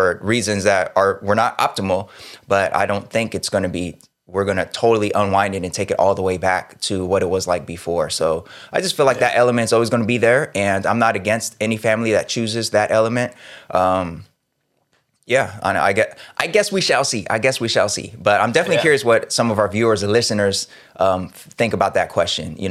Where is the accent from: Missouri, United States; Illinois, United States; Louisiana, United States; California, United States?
California, United States; Sacramento; I grew up in South Sacramento